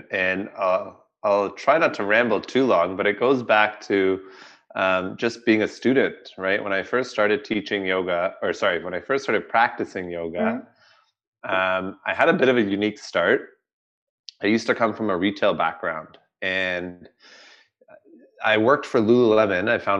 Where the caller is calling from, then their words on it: Toronto, Ontario, Canada; I am coming from Toronto, Canada. We just had our annual spring snowfall, and we're ready for the summer season here.